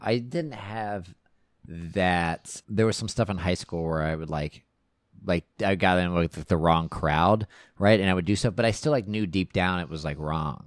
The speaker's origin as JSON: {"language": "English", "region": "Texas", "country": "United States", "tie": "born or raised there", "said": "we had a neighbor growing up in Texas"}